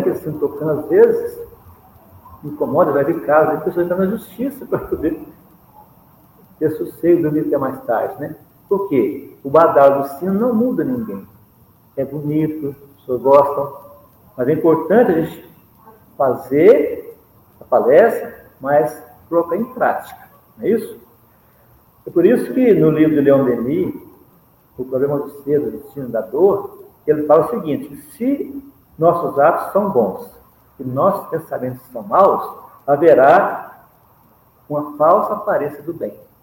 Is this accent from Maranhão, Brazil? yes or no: no; Minas Gerais, Brazil; sou mineiro